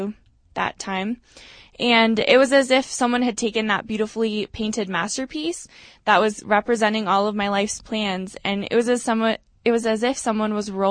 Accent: Eagle River, Alaska, United States; moved away as an adult; now in Denver, United States; I'm from Eagle River, Alaska

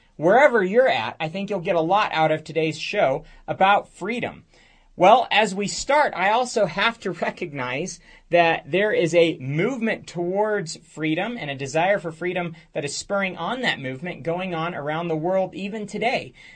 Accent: United States

